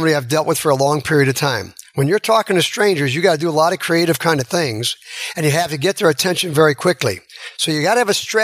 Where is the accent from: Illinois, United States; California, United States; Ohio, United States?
Illinois, United States; Chicago; moved away; I'm from Chicago